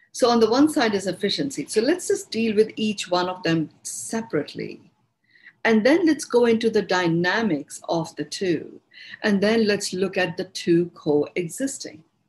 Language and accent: English; India; accent: Indian; it's my Indian accent.